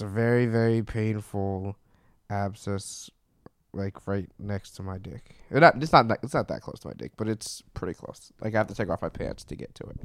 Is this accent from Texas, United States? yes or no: no; Brevard County, Florida, United States; moved away as an adult; also born or lived in Orlando; I grew up in Brevard County